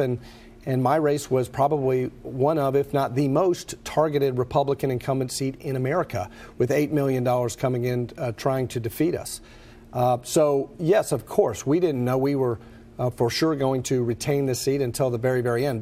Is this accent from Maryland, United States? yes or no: no; Lexington, Kentucky, United States; I am born and raised in Lexington